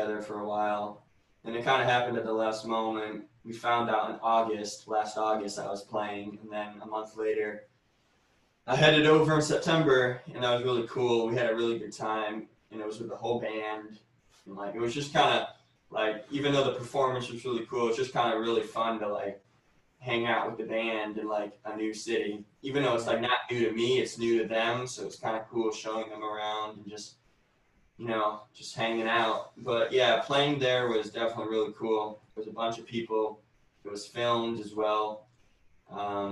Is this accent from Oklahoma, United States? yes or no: no; Rochester, New York, United States; born or raised there